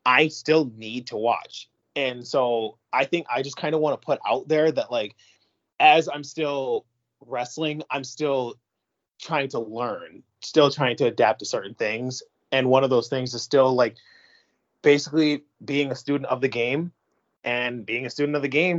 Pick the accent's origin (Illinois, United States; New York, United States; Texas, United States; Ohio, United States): New York, United States; Syracuse; also born or lived in Long Island / Queens; I was born in Long Island, and then I was just raised in Queens, and then we moved from Queens to Syracuse when I was probably like 4 or 5